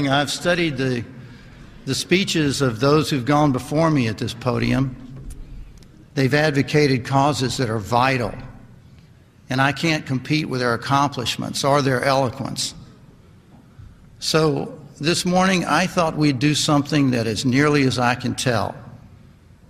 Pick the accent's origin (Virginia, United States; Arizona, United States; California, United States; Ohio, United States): Virginia, United States; Lynchburg; also born or lived in Tennessee; I grew up right down the road from here in Lynchburg, Virginia.